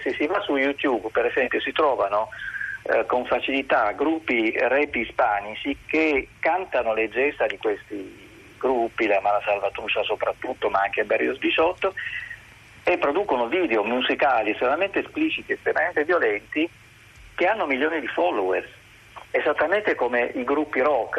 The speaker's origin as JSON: {"language": "Italian", "town": "Palermo", "region": "Sicily", "country": "Italy", "moved": "yes", "lives_now": "Turin, Italy", "said": "io sono palermitano"}